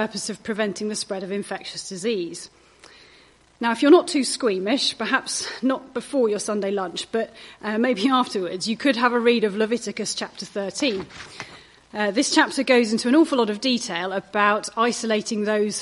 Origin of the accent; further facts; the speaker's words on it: United Kingdom; we're British